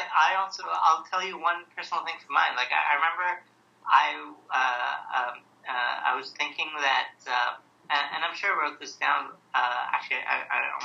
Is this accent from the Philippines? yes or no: no; South India, India; I'm Indian. I come from the south of India